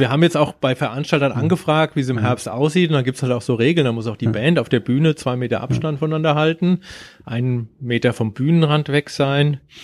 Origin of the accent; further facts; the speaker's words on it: Germany; ich komme aus Deutschland.